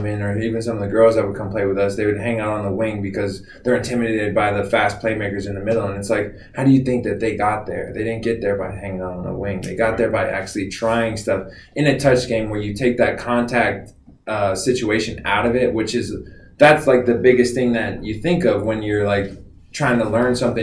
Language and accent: English; Florida, United States; moved away as an adult; also born or lived in North Carolina / Ohio; I'm a Southern boy. I'm from Florida